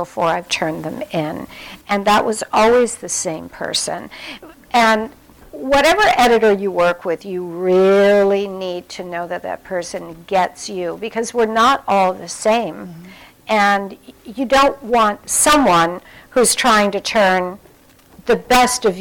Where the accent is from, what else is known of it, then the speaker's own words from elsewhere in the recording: Midwest, United States; I'm from the Midwest